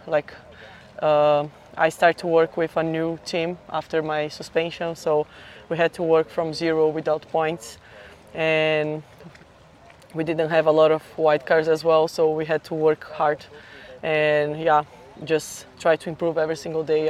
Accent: São Paulo, Brazil; I'm from Brazil, São Paulo

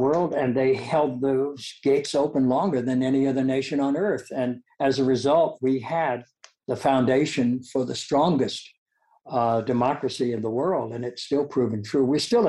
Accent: Dayton, Ohio, United States; No, I grew up in Dayton. I was born in 1940, and you know, Ohio was a conservative state.

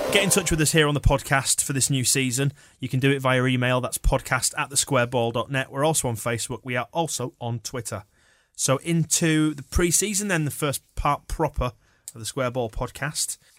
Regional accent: Yorkshire and the Humber, United Kingdom; I'm a Yorkshireman

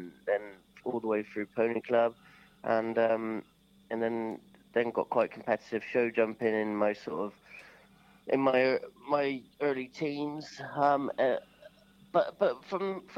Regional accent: Sherborne, South West England, United Kingdom; also born or lived in Milborne Port; Sherborne, I was born, actually. Yeah, it's not so locally. We were living at Millbourne Port at the time, but I was born in Sherborne.

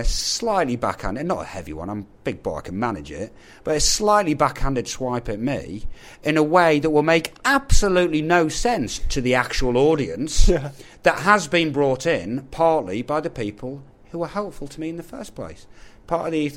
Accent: England, United Kingdom; I am also English

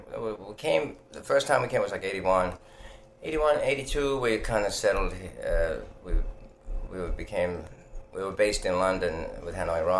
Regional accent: Finland; English is a second language; I'm glad that I was born in Finland, because otherwise I wouldn't have seen half the things I've seen on my way to wherever I am, you know.

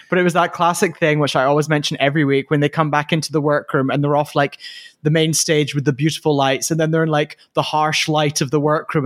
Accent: Scotland, United Kingdom; I am Scottish

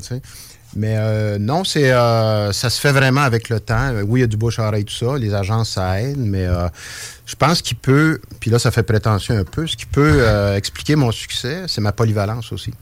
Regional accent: Trois-Rivières, Quebec, Canada; accent: rolled r's (Trois-Rivières); now in Quebec City, Canada; je viens, je suis natif de Trois-Rivières, donc les airs roulés, ça vient de Trois-Rivières

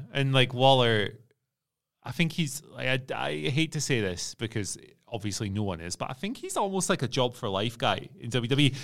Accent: Scotland, United Kingdom; as a Scottish person

